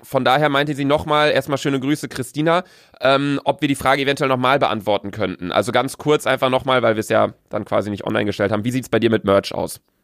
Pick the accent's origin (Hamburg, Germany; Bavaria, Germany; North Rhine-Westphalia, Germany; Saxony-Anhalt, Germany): North Rhine-Westphalia, Germany; Bielefeld; wir kommen aus Bielefeld